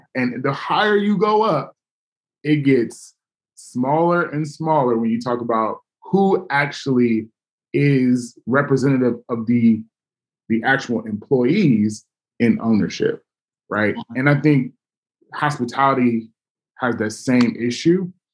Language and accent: English; Los Angeles, California, United States; now in Oakland, United States; my hometown